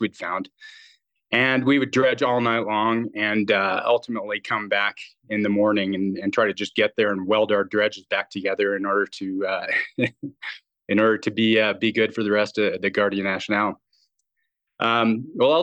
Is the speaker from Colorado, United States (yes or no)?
yes; Colorado, United States; moved away as an adult; also born or lived in Venezuela; I grew up in Colorado